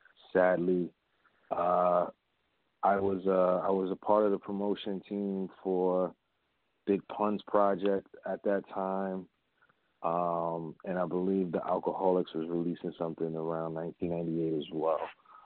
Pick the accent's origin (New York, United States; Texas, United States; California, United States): New York, United States; Bronx; My upbringing in the Bronx really was just me going to school every single day, being a good student, at least attempting to be a good student